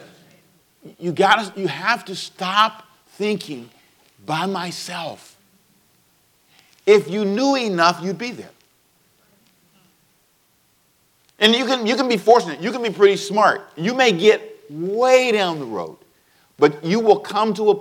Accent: United States; I'm American. I'm very proud to be an American

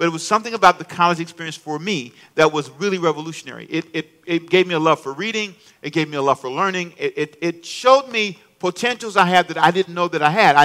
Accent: Los Angeles, California, United States; moved away as an adult; also born or lived in Charlotte; now in Savannah, United States; I was born in Savannah, but raised in L.A., Los Angeles

